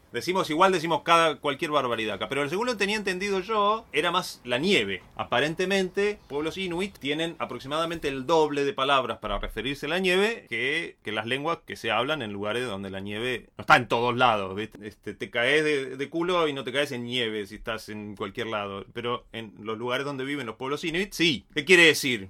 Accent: Bariloche, Río Negro, Argentina; soy de Bariloche

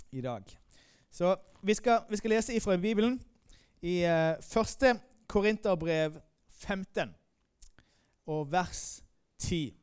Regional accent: Moi, Agder, Norway; also born or lived in Denmark / Sweden; now in Malmö, Sweden; jeg kommer opprinnelig fra Moi

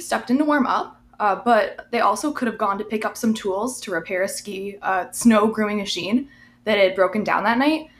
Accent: Cattaraugus County, New York, United States; my county, Cattaraugus County

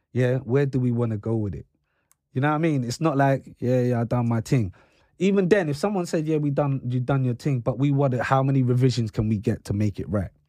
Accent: London, United Kingdom; I grew up in London.

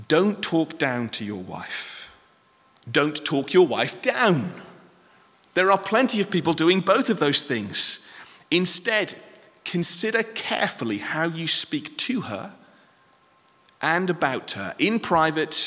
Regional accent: United Kingdom; I know we're very British

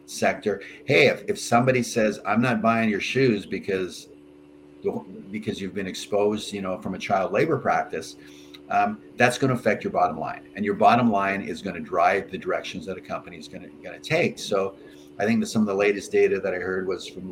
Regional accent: Canada; I'm a Canadian

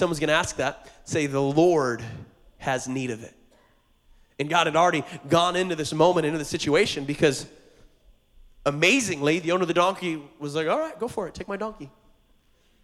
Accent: Montana, United States; now in Hawaii, United States; I grew up in Montana on a farm, and I was homeschooled

